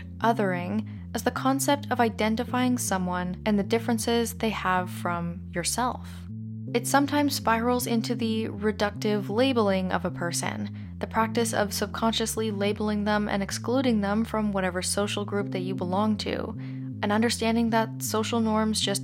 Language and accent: English; Canada; As a Canadian